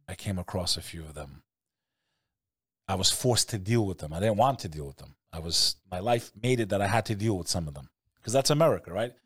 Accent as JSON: {"language": "English", "country": "United States", "said": "I'm American"}